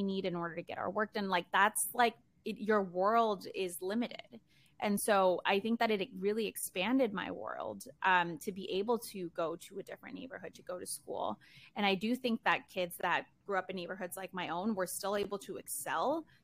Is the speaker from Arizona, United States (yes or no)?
no; Chicago, Illinois, United States; English is a second language; I was born in Chicago, could have been a Sacramento baby, but I ended up being a Chicago baby. And I am very happy that I was, because I honestly can't think of a better city to have grown up